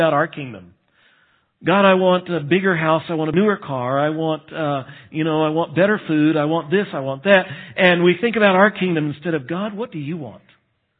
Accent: United States; I'm American

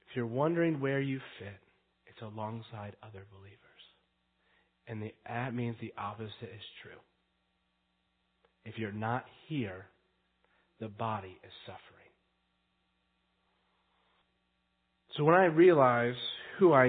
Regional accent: United States; We're Western. We're American

